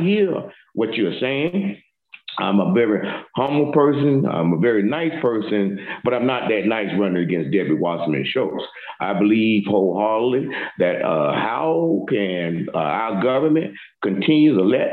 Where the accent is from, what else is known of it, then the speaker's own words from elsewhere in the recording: Homestead, Florida, United States; I grew up in Homestead, Florida City.